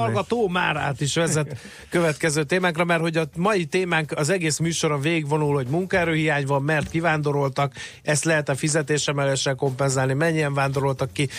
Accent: Hungary; Magyarok vagyunk

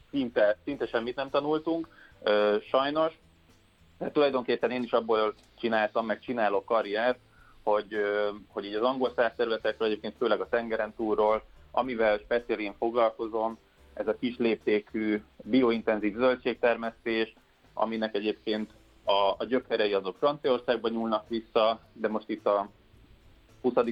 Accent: Budapest, Hungary; én is innen jöttem, tehát én egy budapesti gyerek

